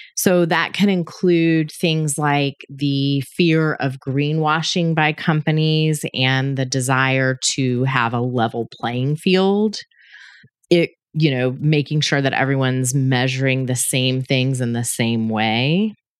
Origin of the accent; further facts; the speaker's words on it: Georgia, United States; my home state of Georgia